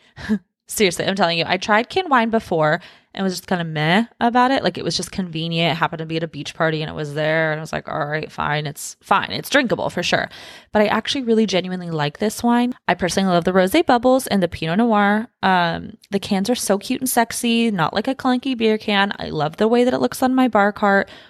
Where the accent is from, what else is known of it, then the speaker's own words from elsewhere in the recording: Los Angeles, California, United States; moved away as an adult; also born or lived in Washington State; now in Texas, United States; I was born in Los Angeles, lived in Washington State for a few years, then moved back down to Los Angeles, grew up, you know, the rest of my time there